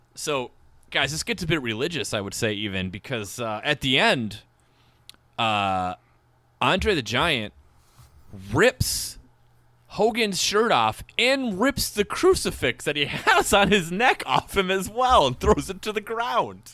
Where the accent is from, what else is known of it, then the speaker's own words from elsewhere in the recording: Minnesota and Wisconsin, Midwest, United States; we grew up in Minnesota and Wisconsin